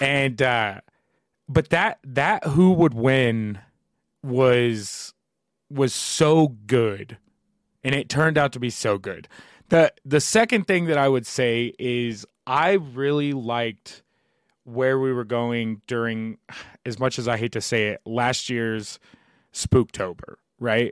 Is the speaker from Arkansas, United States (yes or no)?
no; New Albany, Indiana, United States; I'm from New Albany, Indiana